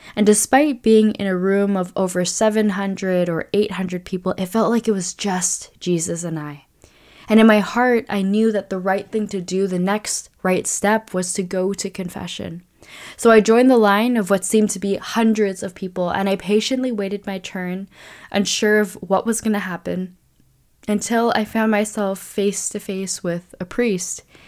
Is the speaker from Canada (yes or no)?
yes; Vancouver, British Columbia, Canada; my hometown of Vancouver